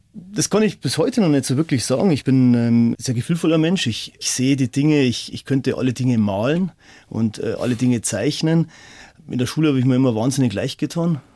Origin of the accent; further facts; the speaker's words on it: Dachau, Bavaria, Germany; ich komme aus Dachau